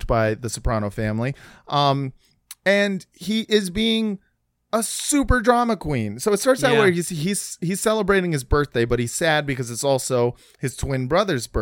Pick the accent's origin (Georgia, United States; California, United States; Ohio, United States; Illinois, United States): California, United States; Los Angeles; was in high school in Los Angeles